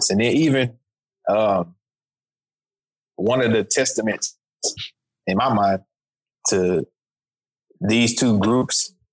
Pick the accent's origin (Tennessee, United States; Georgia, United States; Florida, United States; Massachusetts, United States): Tennessee, United States; Memphis; it was so easy as a, uh, a kid growing up in Memphis for us to gravitate towards a lot of the Houston music